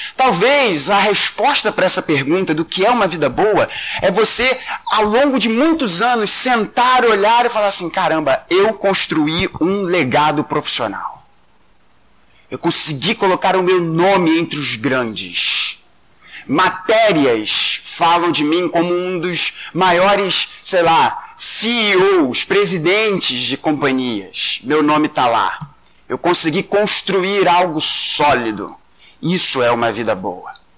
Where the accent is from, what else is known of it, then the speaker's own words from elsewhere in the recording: Rio de Janeiro, Brazil; Nós somos cariocas, a maioria de nós aqui é carioca